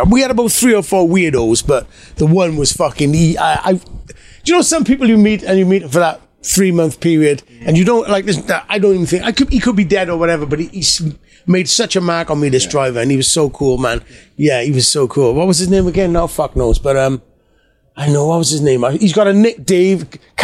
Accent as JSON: {"language": "English", "country": "United Kingdom", "said": "we're from the United Kingdom."}